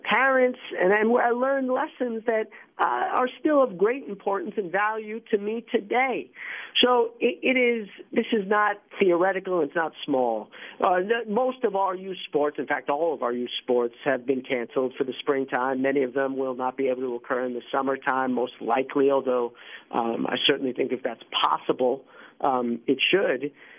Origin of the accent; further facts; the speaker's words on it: New York, United States; Well, I grew up in New York, man, and Little League, soccer, basketball